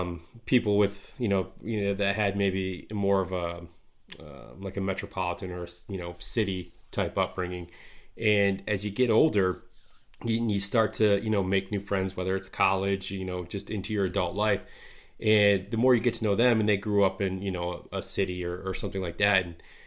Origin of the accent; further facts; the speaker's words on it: Midwest, United States; for me growing up in the Midwest here, you know, the outdoors, deer camp, you know, duck hunting